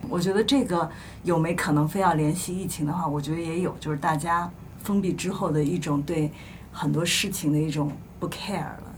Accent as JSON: {"language": "Chinese", "region": "Shandong", "country": "China", "said": "咱们都是山东人"}